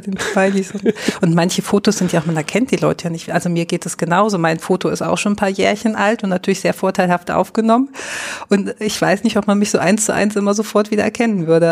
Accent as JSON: {"language": "German", "region": "Lower Saxony", "country": "Germany", "tie": "born or raised there", "also_born_or_lived": "Görlitz", "moved": "as an adult", "lives_now": "Dresden, Germany", "said": "ich komme aus Niedersachsen gebürtig"}